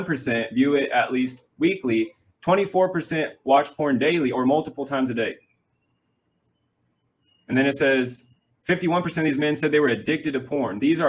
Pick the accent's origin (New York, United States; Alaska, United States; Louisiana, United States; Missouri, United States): Missouri, United States; moved away as an adult; I'm from Missouri, right? Actually here